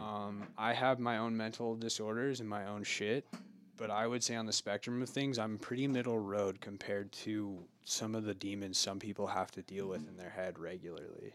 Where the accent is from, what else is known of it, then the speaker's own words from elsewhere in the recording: Oregon, United States; now in Truckee, United States; I was born in Oregon